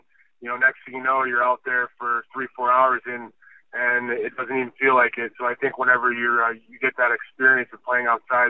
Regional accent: Anchorage, Alaska, United States; now in Hermosa Beach, United States; to be able to be from a place like Anchorage, Alaska is pretty cool.

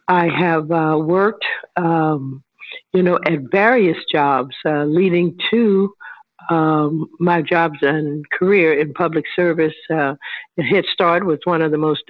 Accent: St. Louis, Missouri, United States; I was raised in St. Louis, you know, with a large family

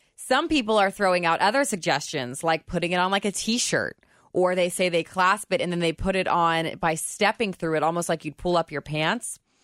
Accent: Indiana, United States; now in Kentucky, United States; I was from Indiana

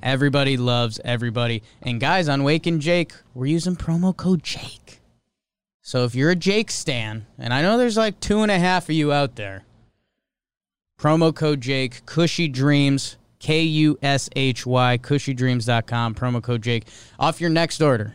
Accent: Connecticut, United States; growing up in Connecticut. That's the only sport team we had when the Whalers left.

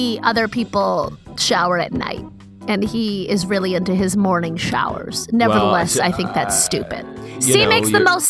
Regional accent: Maryland, United States; I grew up in Maryland.

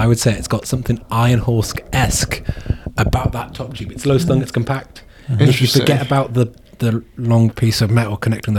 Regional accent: United Kingdom; I'm British.

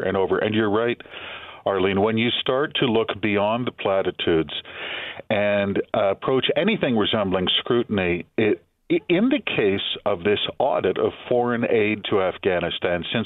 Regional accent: Canada; I'm Canadian

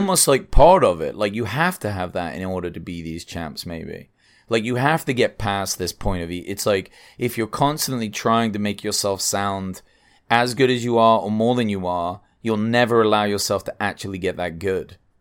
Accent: England, United Kingdom; moved away as an adult; now in United States; I'm English

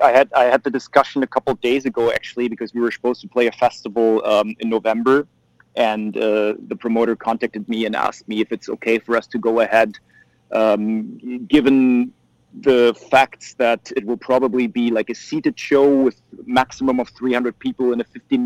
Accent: Germany; for us Germans

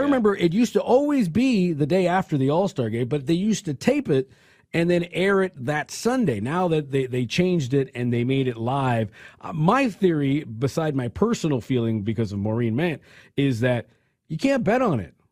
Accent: California, United States; I come from California

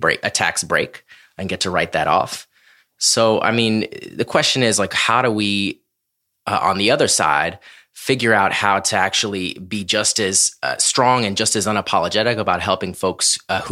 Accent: Orlando, Florida, United States; I grew up in Orlando, Florida, and I never had a teacher who was Black until sophomore year of high school

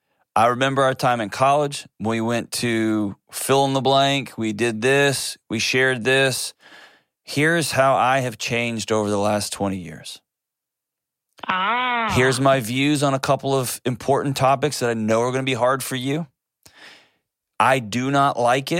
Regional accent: Texas, United States; I was born and raised in Texas

